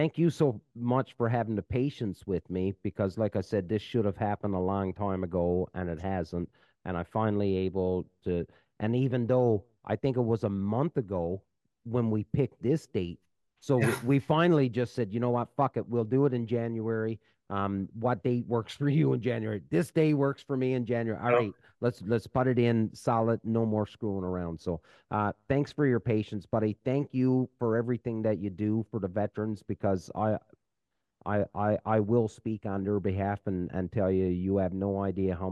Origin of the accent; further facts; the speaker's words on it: Canada; I'm just a Canadian.